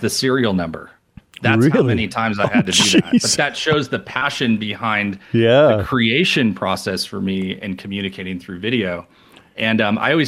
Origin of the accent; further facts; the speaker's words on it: New York, United States; moved away as an adult; also born or lived in Rochester; Born and raised in New York